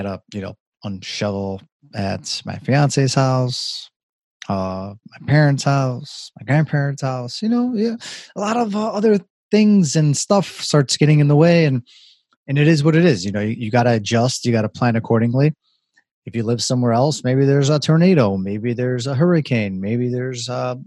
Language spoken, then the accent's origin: English; Chicago, Illinois, United States; I love it here. It is my hometown